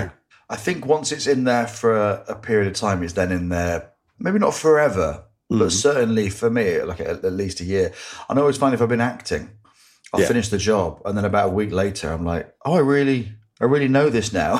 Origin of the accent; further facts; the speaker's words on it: Grimsby, Yorkshire and the Humber, United Kingdom; growing up in Grimsby